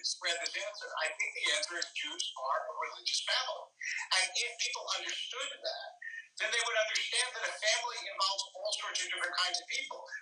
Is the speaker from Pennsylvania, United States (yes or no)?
yes; Philadelphia, Pennsylvania, United States; also born or lived in Harrisburg, Pennsylvania; I grew up in Philadelphia. And in Harris, I was born in Harrisburg and grew up in Philadelphia.